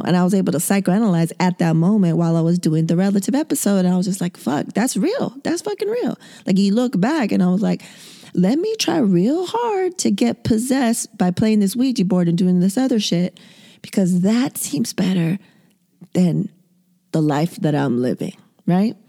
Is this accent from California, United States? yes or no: yes; San Diego, California, United States; born and raised in San Diego, two eggs away from the border